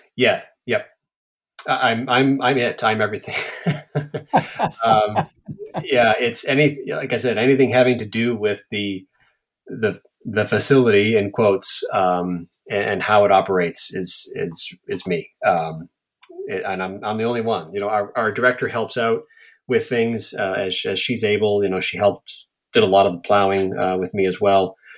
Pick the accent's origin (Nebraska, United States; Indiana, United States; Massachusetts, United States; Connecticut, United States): Massachusetts, United States; Everett; moved away as an adult; also born or lived in Saugus, Massachusetts / Boston, Massachusetts / Portland, Maine; now in Maine, United States; I grew up in Everett.